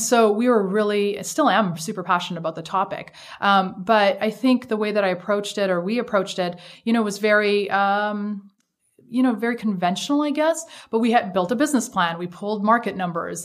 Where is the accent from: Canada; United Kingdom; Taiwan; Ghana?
Canada; moved away as an adult; also born or lived in Shanghai, China; now in United States; So I'm Canadian